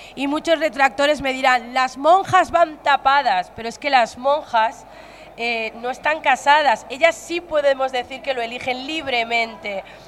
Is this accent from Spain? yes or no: yes; Spain; aquí en España tenemos mucho de comedia